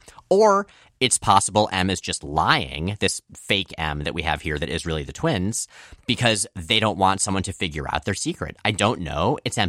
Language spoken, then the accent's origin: English; Florida, United States; I grew up in mostly in Florida, entirely for me, mostly for you. And Florida doesn't have fall, and I am never going to get used to how cool autumn looks.